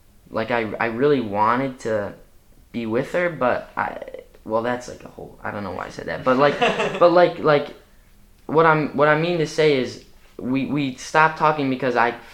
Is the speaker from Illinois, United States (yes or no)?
yes; Chicago, Illinois, United States; moved away; I'm from Chicago, and I grew up in Hyde Park on 61st and, well, 62nd in Woodlawn